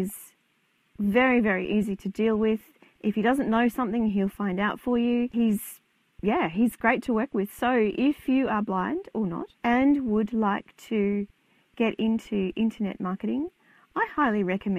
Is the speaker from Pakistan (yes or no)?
no; Canberra, Australian Capital Territory, Australia; I am from Canberra, Australia.